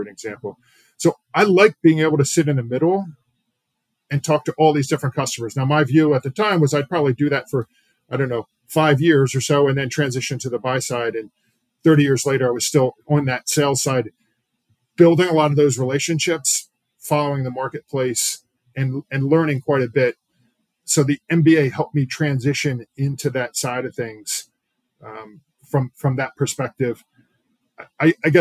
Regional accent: Pennsylvania, United States; I'm from Pennsylvania originally

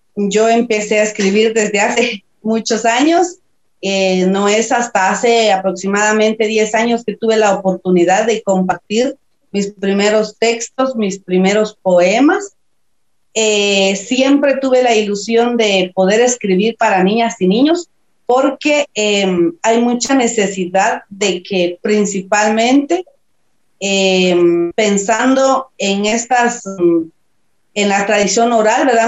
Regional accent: San Juan Comalapa, Chimaltenango, Guatemala; Soy de Chichot, de San Juan Comalapa, de un pueblo maya caquiquel

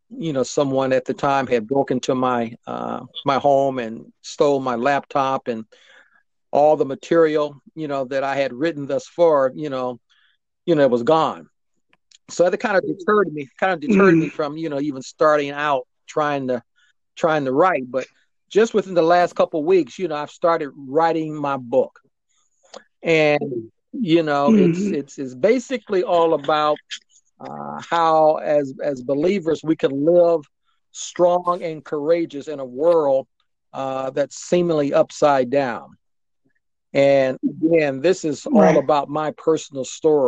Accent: Akron, Ohio, United States; moved away; my hometown of Akron, Ohio

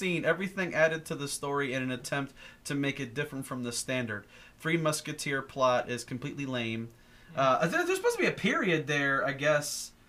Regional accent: United States; considering that I'm an American

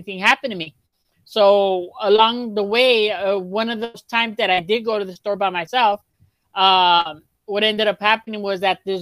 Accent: Los Angeles, California, United States; I grew up in South Central

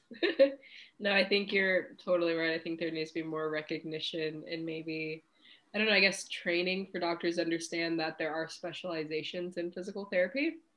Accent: Cincinnati, Ohio, United States; I'm originally from Cincinnati

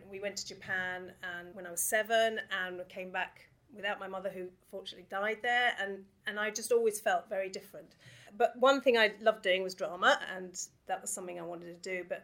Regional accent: Watford, East of England, United Kingdom; I grew up, I was born here, I grew up in Watford

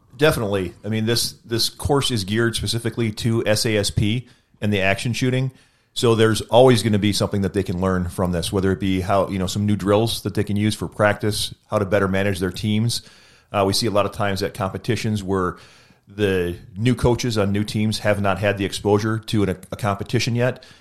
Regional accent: Wisconsin, United States; I'm from Wisconsin

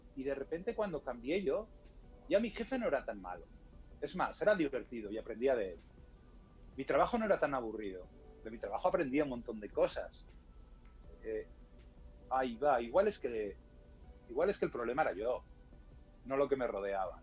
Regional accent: Spain; en España no es muy habitual que los españoles, eh, los españoles hablemos inglés bien

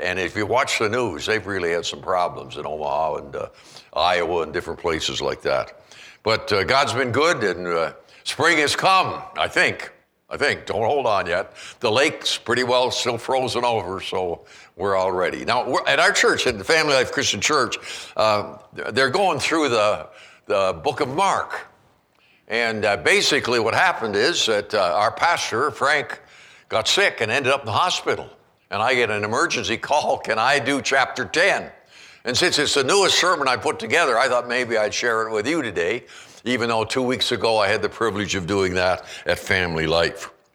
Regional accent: Canada; now in Kalispell, United States; I grew up in Canada

